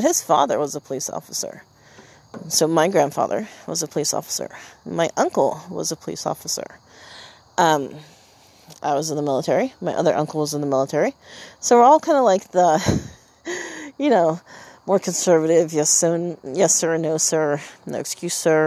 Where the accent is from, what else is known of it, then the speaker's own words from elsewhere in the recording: Iowa, United States; a main roadway in my hometown